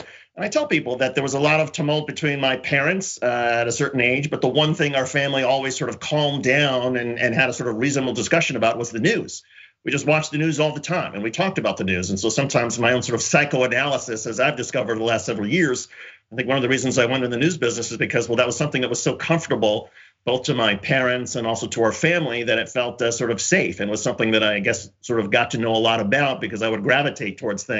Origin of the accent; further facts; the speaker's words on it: Bloomington, Indiana, United States; getting their teaching jobs in Bloomington, Indiana. So I grew up a Hoosier, a half mile from the IU campus.